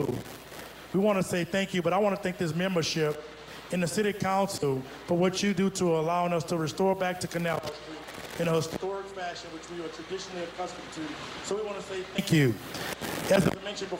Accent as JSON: {"language": "English", "town": "New Orleans", "region": "Louisiana", "country": "United States", "tie": "born or raised there", "said": "as a young man growing up in New Orleans"}